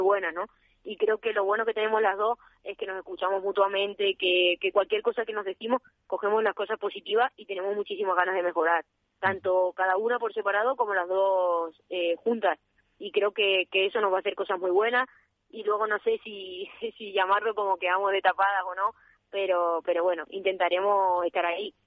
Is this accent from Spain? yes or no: yes; Extremadura, Spain; now in Valladolid, Spain; también tengo más cerca mi tierra